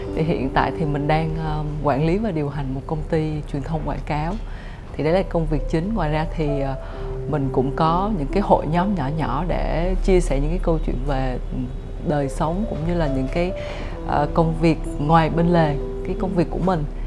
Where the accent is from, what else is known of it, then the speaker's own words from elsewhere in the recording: Central Highlands, Gia Lai, Vietnam; also born or lived in Ho Chi Minh City, Vietnam; now in Hanoi, Vietnam; Em là được uh, sinh ra và lớn lên ở Tây Nguyên, uh, Gia Lai, tức là một cái con người miền núi chính gốc ấy